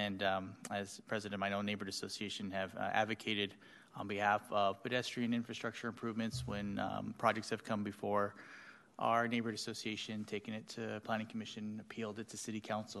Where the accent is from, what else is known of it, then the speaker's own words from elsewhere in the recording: Sacramento, California, United States; I was born and raised in Meadowview